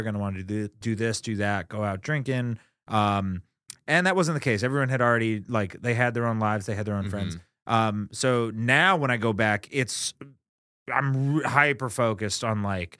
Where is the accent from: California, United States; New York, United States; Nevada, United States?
Nevada, United States; Henderson; I grew up in Las Vegas, Nevada.